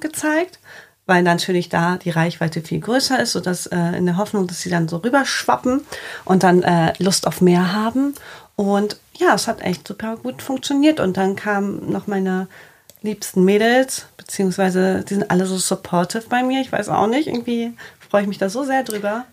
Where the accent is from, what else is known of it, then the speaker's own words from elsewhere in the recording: Bremen, Germany; moved away as an adult; also born or lived in Cologne; now in Hamburg, Germany; ich bin gebürtige Bremerin, habe in Köln, im schönen Köln, vier Jahre gelebt